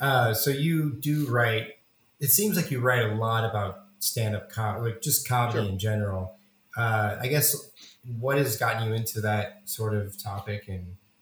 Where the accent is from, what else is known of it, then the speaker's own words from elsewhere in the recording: Missouri, United States; I'm from Missouri.